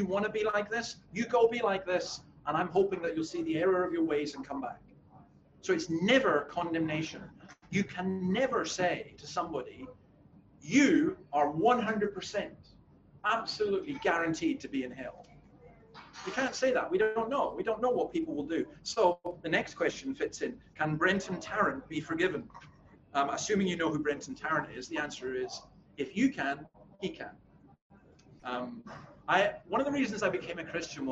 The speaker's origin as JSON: {"language": "English", "region": "Scotland", "country": "United Kingdom", "said": "as a Scotsman"}